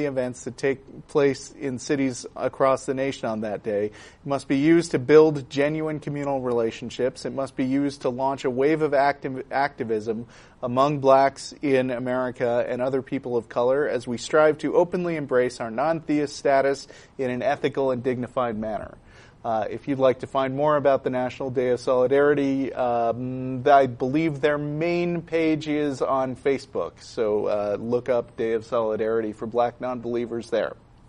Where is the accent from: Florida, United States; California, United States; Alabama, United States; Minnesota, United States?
Alabama, United States; Auburn; I spent a few years of my childhood growing up in Auburn, Alabama, where there was certainly no atheist group, but my parents took me to a Unitarian church, and it was a fine substitute.